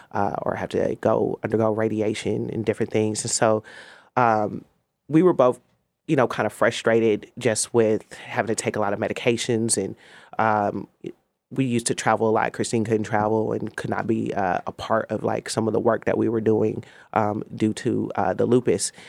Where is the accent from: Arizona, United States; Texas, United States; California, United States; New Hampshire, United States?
California, United States; Oakland; I'm an Oakland native